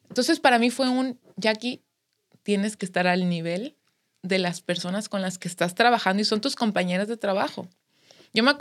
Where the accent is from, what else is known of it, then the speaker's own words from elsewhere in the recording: Mexico; todos somos mexicanas, todos somos mexicanos